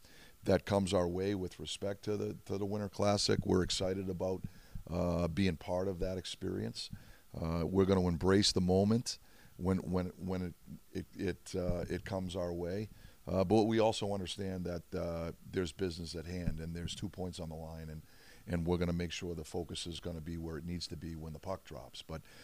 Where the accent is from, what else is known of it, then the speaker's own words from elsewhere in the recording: Boston, Massachusetts, United States; now in Pittsburgh, United States; that's born and raised in Boston, and has such fond memories of Fenway Park